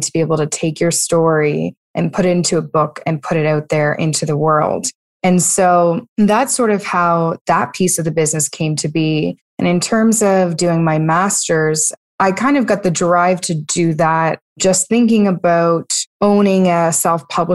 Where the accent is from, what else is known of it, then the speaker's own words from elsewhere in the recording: Halifax, Nova Scotia, Canada; I am from Halifax, Nova Scotia, which is in Canada.